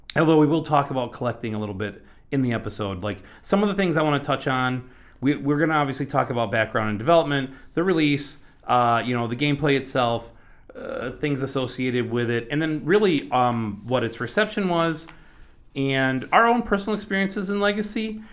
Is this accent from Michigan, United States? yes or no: yes; Michigan, United States; moved away; I'm from Michigan originally. We, we, we, uh, record out of Michigan and, uh, just recently moved back a couple years ago.